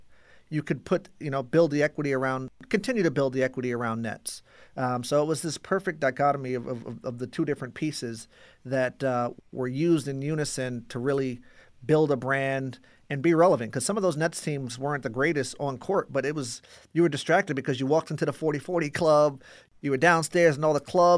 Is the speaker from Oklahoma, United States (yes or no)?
no; Brentwood, New York, United States; also born or lived in Queens / Brooklyn; I grew up on Long Island, actually.